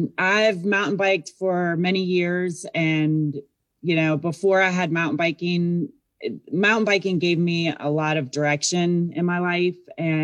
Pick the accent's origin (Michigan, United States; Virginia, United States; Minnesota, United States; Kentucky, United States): Virginia, United States; Yeah, I grew up in Virginia, and then I was a student at WVU.